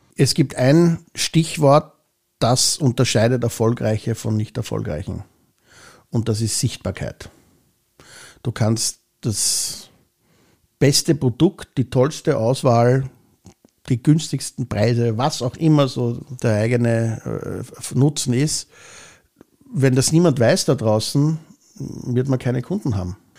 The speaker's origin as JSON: {"language": "German", "region": "Vienna", "country": "Austria", "tie": "born or raised there", "said": "ich bin in Hitzing aufgewachsen, ich bin hier geboren, ich bin hier zur Schule gegangen"}